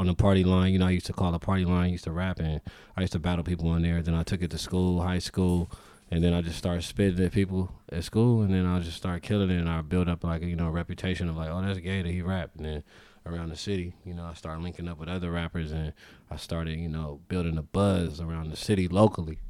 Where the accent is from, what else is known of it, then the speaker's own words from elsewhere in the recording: Los Angeles, California, United States; South Central L A. Grew up off Western.